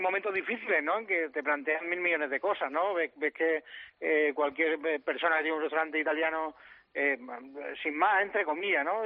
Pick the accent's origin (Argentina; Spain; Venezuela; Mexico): Spain; Andalusia; soy andaluz